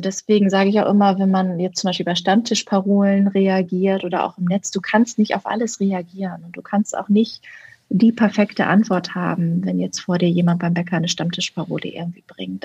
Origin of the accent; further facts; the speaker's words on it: Berlin, Germany; ich komme ja aus Berlin